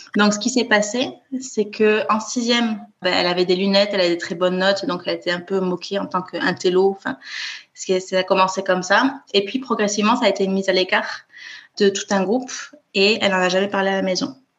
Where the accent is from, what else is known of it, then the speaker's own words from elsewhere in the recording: Toulouse, Occitania, France; moved away as an adult; now in Copenhagen, Denmark; je suis née à Toulouse où j'ai grandi et où j'ai fait mes études